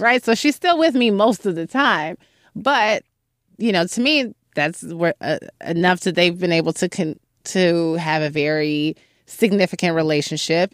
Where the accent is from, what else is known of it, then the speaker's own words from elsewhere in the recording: Chicago, Illinois, United States; moved away as an adult; now in New York City, United States; I'm from Chicago, I'm from a neighborhood called Hyde Park